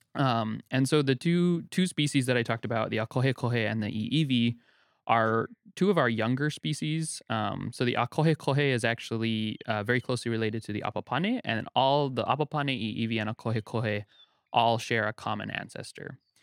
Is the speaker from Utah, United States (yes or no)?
yes; Utah, United States; now in Hawaii, United States; I, I grew up in Utah, um, kind of away from Hawaii, um, but my family was here